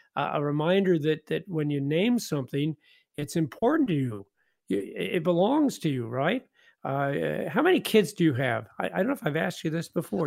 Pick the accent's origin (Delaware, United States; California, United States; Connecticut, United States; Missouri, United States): Missouri, United States; Independence; moved away; I grew up in Independence, Missouri, so it's way too cold.